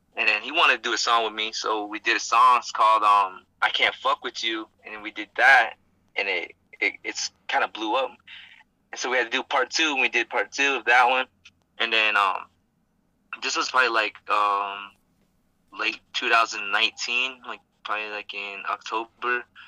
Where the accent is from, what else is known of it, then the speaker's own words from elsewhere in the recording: Gallup, New Mexico, United States; I'm from Gallup.